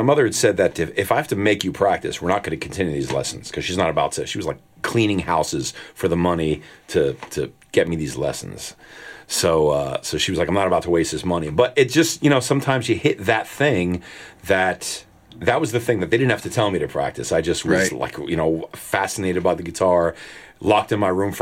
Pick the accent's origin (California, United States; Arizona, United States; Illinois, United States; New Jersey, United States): New Jersey, United States; Nutley; also born or lived in Newark, New Jersey; New Jersey born and raised. I was born in Newark, but I grew up in Nutley